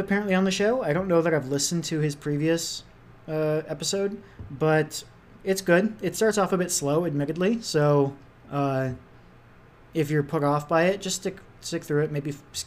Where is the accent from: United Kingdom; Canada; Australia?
Canada; I'm just a Canadian guy